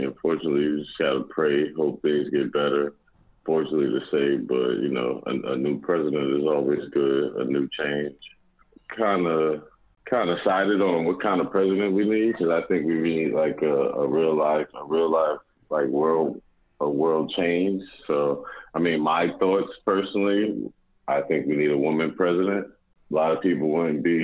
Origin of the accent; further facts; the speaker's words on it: North New Jersey, United States; also born or lived in West Orange, New Jersey; I'm originally from North New Jersey, but I just happened to move to West Orange when I was probably in my freshman